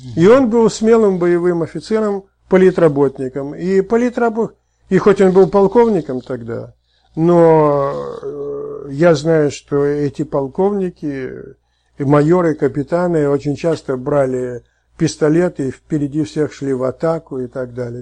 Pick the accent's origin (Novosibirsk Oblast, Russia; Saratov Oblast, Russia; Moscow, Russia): Saratov Oblast, Russia; Saratov; moved away; я родился в Саратове